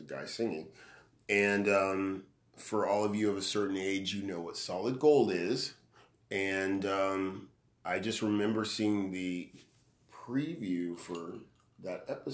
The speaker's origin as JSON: {"language": "English", "town": "Bakersfield", "region": "California", "country": "United States", "tie": "born or raised there", "said": "I grew up in Bakersfield, so in the 70s and 80s"}